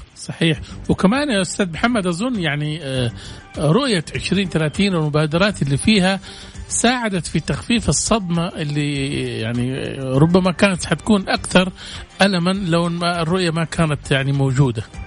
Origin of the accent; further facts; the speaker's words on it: Saudi Arabia; ونحن عندنا في السعوديه